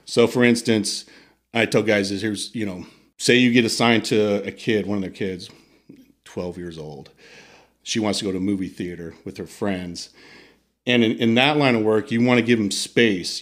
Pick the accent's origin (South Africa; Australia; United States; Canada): United States; moved away as an adult; also born or lived in Italy; I'm the American